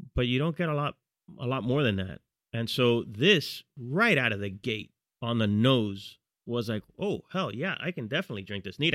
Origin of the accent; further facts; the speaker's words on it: Miami Gardens, Florida, United States; moved away as an adult; now in New York, United States; we both grew up in, in Carroll City, which is a, a neighborhood